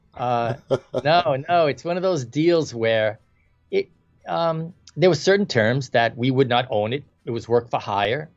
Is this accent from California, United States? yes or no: no; New York City, New York, United States; I was born in the Bronx